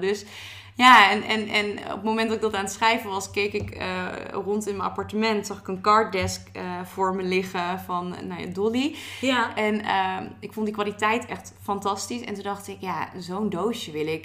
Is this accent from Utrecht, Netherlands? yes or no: yes; Maartensdijk, Utrecht, Netherlands; now in Utrecht, Netherlands; ik woon nu in Utrecht, maar ik kom uit Maartstijk. Maartstijk is echt een klein dorpje, een beetje tussen Utrecht